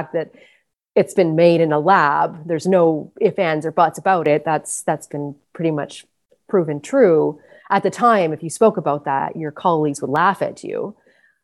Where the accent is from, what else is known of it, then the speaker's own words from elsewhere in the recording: British Columbia, Canada; moved away as an adult; now in Prince Edward Island, Canada; I'm originally from British Columbia